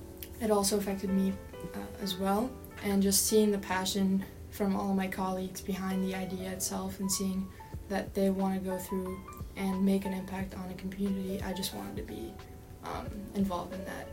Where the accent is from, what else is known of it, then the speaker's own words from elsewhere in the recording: Dublin, Ohio, United States; I'm from Dublin, Ohio.